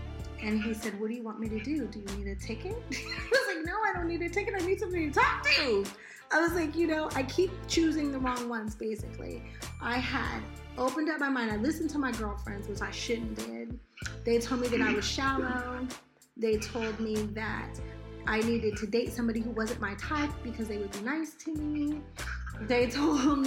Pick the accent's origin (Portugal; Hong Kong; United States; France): United States; Malibu, California; moved away as an adult; I grew up in Malibu